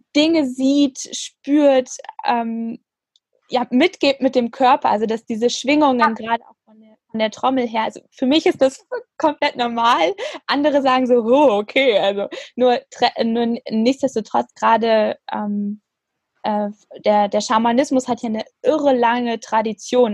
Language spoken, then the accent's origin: German; Frankfurt, Hesse, Germany; meiner Geburtsstadt Frankfurt